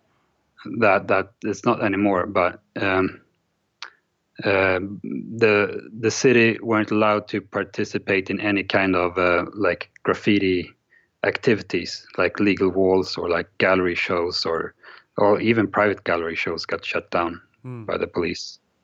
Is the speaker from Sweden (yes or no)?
yes; Stockholm, Stockholm County, Sweden; also born or lived in Gothenburg; I'm an hour from Stockholm, but I grew up in Stockholm.